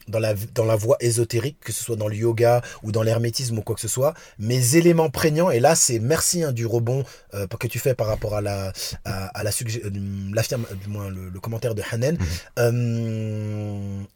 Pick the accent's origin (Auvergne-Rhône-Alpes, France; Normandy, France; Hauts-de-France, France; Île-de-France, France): Auvergne-Rhône-Alpes, France; Vénissieux; also born or lived in Lyon; J'habitais à Lyon, je suis de Vénissieux, des Minguettes